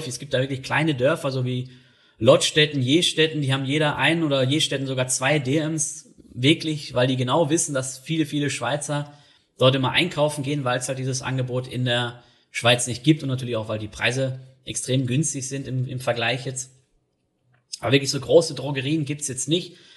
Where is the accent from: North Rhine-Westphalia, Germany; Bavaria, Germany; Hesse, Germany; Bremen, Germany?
North Rhine-Westphalia, Germany; Dann zumindest in der Region, wo ich groß geworden bin, in NRW, da ist es so, dass dann alle sich einen Bollerwagen schnappen